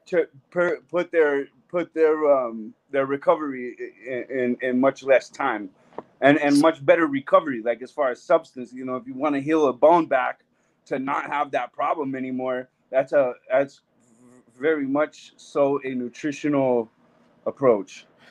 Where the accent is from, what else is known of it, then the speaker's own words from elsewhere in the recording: Albuquerque, New Mexico, United States; my hometown Albuquerque